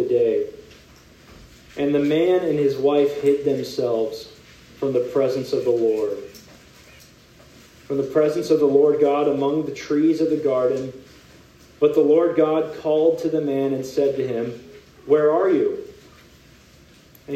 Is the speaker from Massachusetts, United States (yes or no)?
no; California, United States; now in San Diego, United States; I am from California, born and raised in a pretty hot part of California